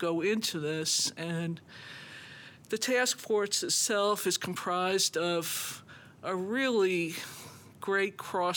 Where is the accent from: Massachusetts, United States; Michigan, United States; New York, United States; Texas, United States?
New York, United States; moved away; I grew up in New York